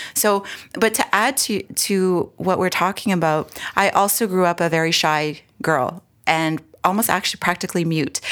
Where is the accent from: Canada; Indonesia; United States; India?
Canada; Edmonton, Alberta; moved away as an adult; also born or lived in Toronto, Ontario; now in Ontario, Canada; I was born and raised in Edmonton, Alberta, and prairie girl here.